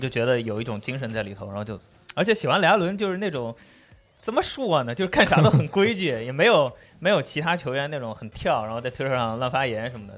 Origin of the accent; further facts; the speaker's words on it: Jiangsu, China; 当时我们老家那个市里好像还是江苏